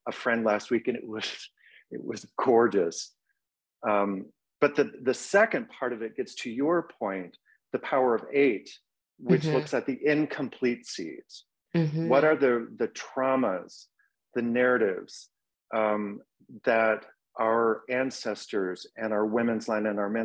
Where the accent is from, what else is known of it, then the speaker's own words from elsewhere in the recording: Texas, United States; also born or lived in Austin, Texas; now in Minneapolis, United States; my own growing up in Texas with wild, sprawling prairies and animals